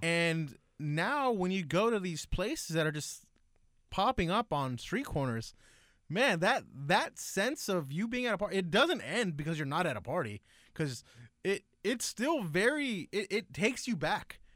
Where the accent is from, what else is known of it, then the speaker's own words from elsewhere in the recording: Lennox, California, United States; my elementary childhood up until, like, middle school. I grew up in Lenox.